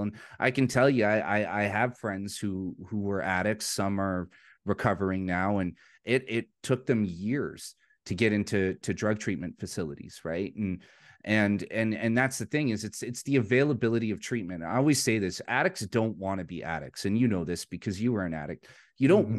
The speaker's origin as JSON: {"language": "English", "town": "Vancouver", "region": "British Columbia", "country": "Canada", "tie": "born or raised there", "moved": "yes", "lives_now": "Alberta, Canada", "said": "I'm from Vancouver, British Columbia, in Canada. That's the city I was born and raised in."}